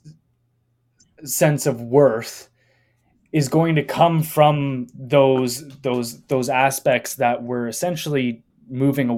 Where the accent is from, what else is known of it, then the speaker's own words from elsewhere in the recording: Canada; I'm Canadian